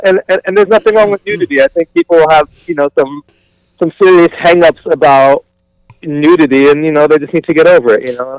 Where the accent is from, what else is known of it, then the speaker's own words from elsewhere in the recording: Long Island, New York, United States; also born or lived in Minneapolis / Bay Area / San Diego; now in Los Angeles, United States; I'm from Long Island, New York. I lived in Minneapolis for a number of years and, you know, experienced the scene out there. Now I live in L.A. I've also lived in the Bay Area, San Diego.